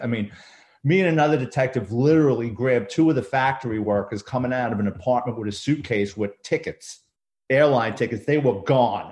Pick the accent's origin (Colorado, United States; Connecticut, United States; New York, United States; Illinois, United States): New York, United States; New York City; I grew up in the Bronx, um, New York City kid